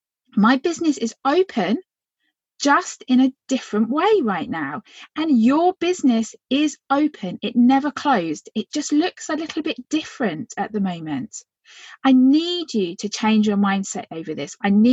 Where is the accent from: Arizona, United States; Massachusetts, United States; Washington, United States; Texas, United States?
Arizona, United States; Phoenix